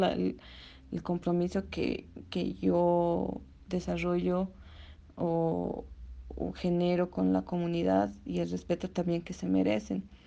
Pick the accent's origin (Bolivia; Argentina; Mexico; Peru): Bolivia; nuestra identidad como latinoamericanos o como bolivianos